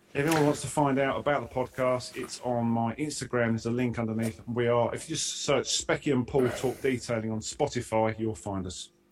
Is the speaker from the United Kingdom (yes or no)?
yes; Essex, East of England, United Kingdom; I'm from Essex